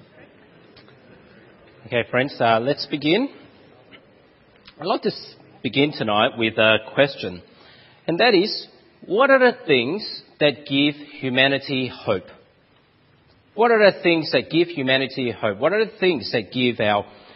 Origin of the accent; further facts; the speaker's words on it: Australia; accent: Aussie; my Aussie accent